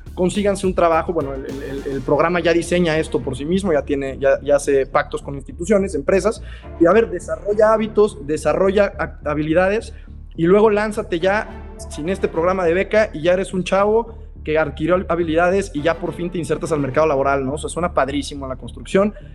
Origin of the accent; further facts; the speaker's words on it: Mexico; nosotros como mexicanos